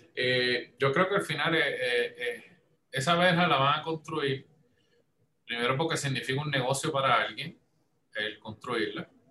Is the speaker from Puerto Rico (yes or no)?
yes; Puerto Rico; Yo como soy de Puerto Rico